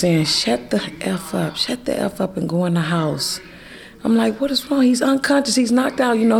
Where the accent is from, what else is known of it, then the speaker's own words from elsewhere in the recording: Mississippi, United States; also born or lived in Richmond, California; now in Antioch, United States; I grew up in Mississippi.